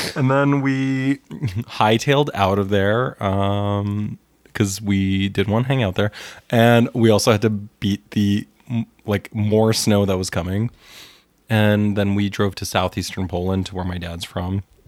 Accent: Winnipeg, Manitoba, Canada; growing up in Winnipeg

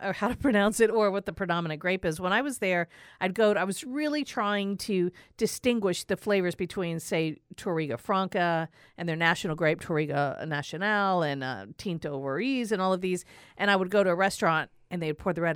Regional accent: New York, United States; I'm from New York.

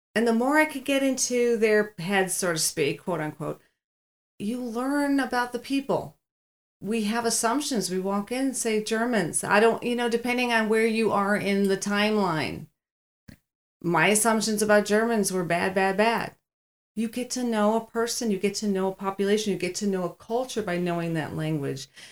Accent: Cheektowaga, New York, United States; being very sheltered growing up in Cheektowaga.

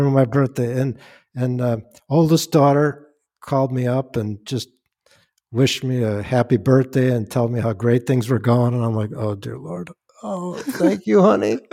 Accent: Chicago, Illinois, United States; now in Westchester, United States; I'm from Chicago

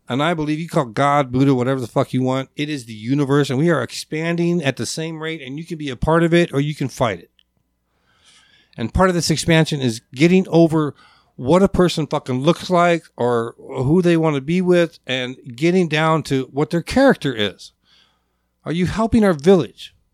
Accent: Alaska, United States; also born or lived in Providence / Lakewood, Washington; growing up in Alaska and my family

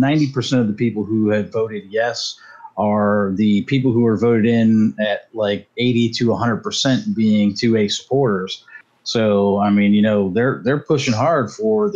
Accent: Massachusetts, United States; moved away; I was born and raised up there in Massachusetts

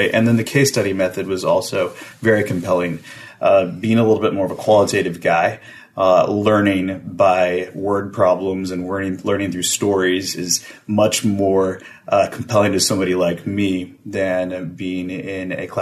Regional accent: Texas, United States; I'm from Texas, from very Texas family

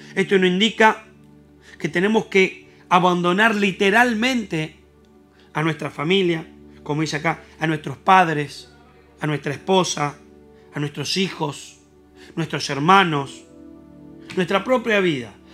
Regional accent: Argentina; nosotros somos argentinos

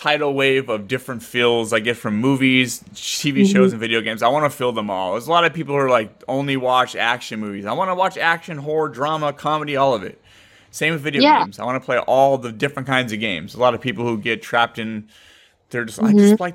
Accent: Fresno, California, United States; I grew up in California

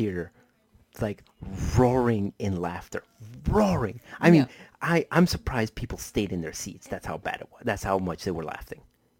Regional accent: Colombia; moved away; since I was born in a Hispanic country, I was born in Colombia, uh-huh. that means that I'm a deeply devout Catholic.

